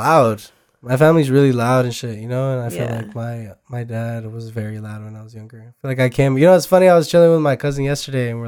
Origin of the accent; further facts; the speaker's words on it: Santa Ana, California, United States; I'm from Santa Ana